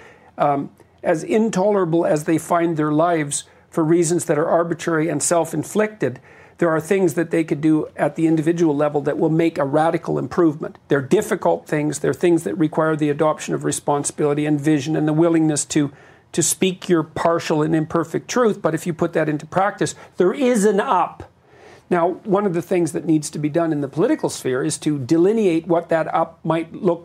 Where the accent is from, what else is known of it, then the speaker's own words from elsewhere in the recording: Canada; I'm a Canadian